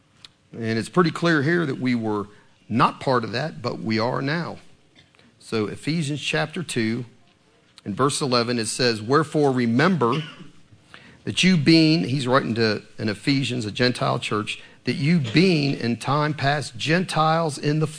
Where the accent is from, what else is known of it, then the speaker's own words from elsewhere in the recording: Columbus, Ohio, United States; moved away as an adult; now in Kentucky, United States; I was originally born in Columbus, Ohio, a Yankee. I was a Yankee, and I was a citizen. Citizen of the state of Ohio by nature and by birth for 20 some years of my life, right? But when I moved here in 1984, I became a citizen of the Commonwealth of Kentucky